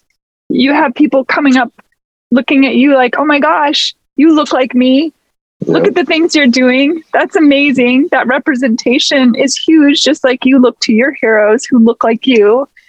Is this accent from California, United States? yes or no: no; Seattle, Washington, United States; I grew up in the Pacific Northwest, so. Oh, for real? Where? Yeah, in Seattle.